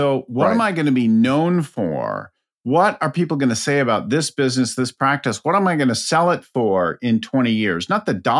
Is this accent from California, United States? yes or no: yes; California, United States; I'm from California, right?